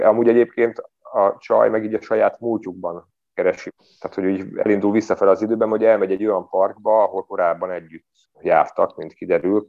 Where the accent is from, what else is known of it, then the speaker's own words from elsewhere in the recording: Budapest, Hungary; moved away as an adult; now in Szigetmonostor, Hungary; Budapesten születtem, ott is éltem több mint 30 éven keresztül, és akkor Szigetmonostorra költöztem a Szentendrei szigetre